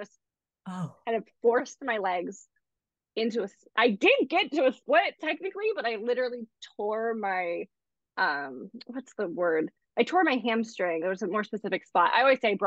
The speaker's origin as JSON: {"language": "English", "region": "East Coast", "country": "United States", "moved": "yes", "lives_now": "Los Angeles, United States", "said": "I'm from the East Coast."}